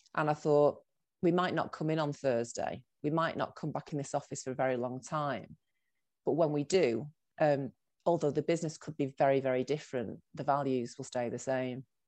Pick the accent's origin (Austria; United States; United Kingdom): United Kingdom; Salford, North West England; moved away as an adult; also born or lived in Manchester / Birmingham; I was born in Manchester, but then I grew up in Salford